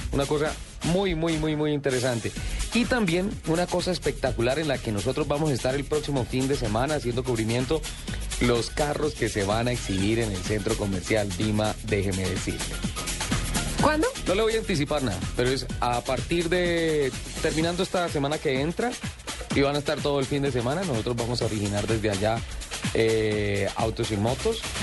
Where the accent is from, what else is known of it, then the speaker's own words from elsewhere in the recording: Santander, Colombia; now in Bogotá, Colombia; en mi tierra, en Santander